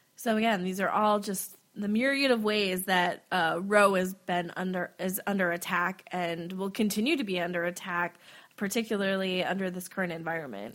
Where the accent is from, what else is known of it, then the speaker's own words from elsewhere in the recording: Wisconsin, United States; I'm from Wisconsin